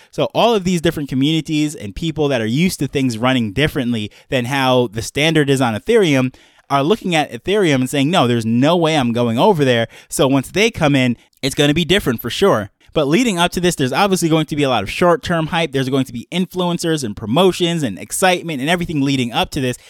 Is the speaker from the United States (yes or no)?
yes; New York, United States; growing up in New York